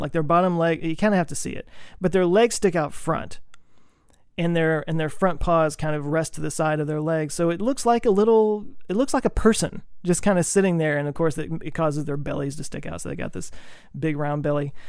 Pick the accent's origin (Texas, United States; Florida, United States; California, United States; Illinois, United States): Texas, United States; I grew up in Texas